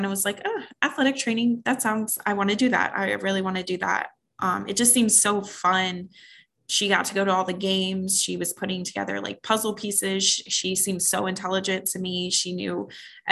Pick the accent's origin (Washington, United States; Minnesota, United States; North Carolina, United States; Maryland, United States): Maryland, United States; Waldorf; now in Phoenix, United States; I'm from the East Coast actually, and just kind of transplanted out here on the West Coast, but I'm from Waldorf, Maryland